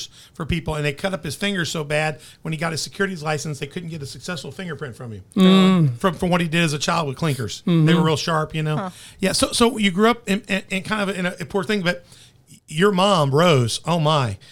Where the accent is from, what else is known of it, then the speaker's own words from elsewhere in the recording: Memphis, Tennessee, United States; I'm from Memphis